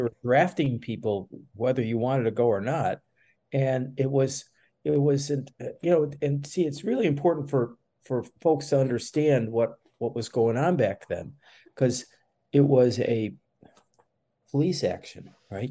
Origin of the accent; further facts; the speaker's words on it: Chicago, Illinois, United States; moved away as an adult; also born or lived in Daytona; now in Gainesville, United States; I was born and raised in Chicago